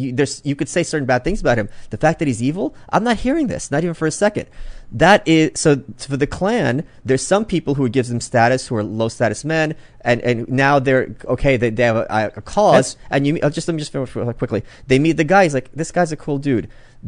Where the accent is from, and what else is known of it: Brooklyn, New York, United States